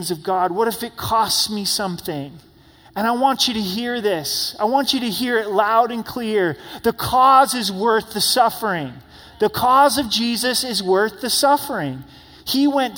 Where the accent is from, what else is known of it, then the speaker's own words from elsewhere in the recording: United States; as American Christians